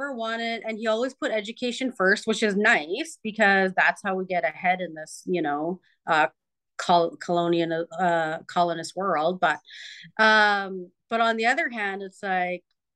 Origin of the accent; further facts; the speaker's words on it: Canada; now in Calgary area, Canada; I am Cree from the Treaty 8 territory, and I reside on Treaty 7 territory, just west of Calgary